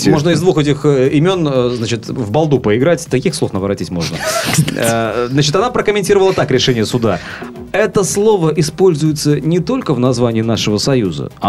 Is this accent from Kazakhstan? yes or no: no; Sevastopol, Ukraine; Как хорошо, что я севастополец.